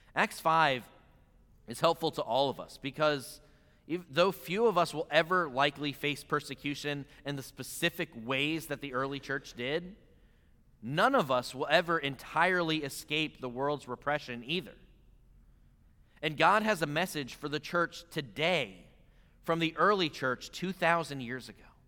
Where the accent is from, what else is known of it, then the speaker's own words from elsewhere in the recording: Pennsylvania, United States; moved away; growing up in Pennsylvania